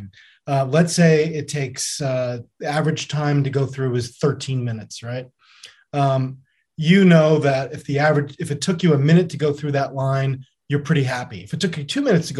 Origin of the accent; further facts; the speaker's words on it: New York, United States; growing up as a New Yorker